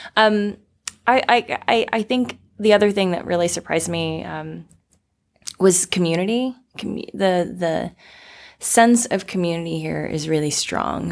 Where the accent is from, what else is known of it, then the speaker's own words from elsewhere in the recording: Florida, United States; moved away as an adult; also born or lived in Arizona, United States; now in Portland, United States; I was actually born and raised in the South